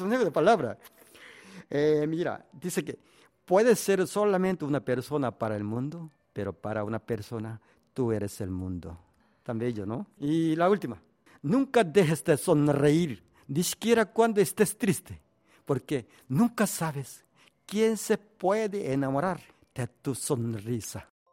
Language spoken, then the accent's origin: Spanish; South Korea; Spanish is a second language; siendo un coreano